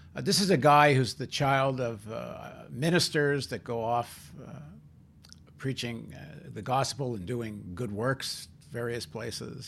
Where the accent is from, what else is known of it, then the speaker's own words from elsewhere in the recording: Toronto, Ontario, Canada; I grew up in Toronto